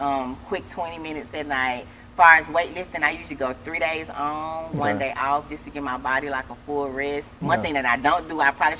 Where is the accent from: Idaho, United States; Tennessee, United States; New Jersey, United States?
Tennessee, United States; Memphis; moved away as an adult; now in Houston, United States; I'm originally from Memphis, Tennessee. I've been in Houston since July.